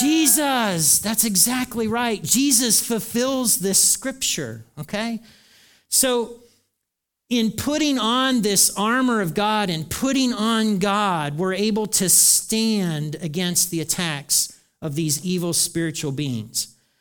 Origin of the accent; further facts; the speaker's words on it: United States; I'm an American too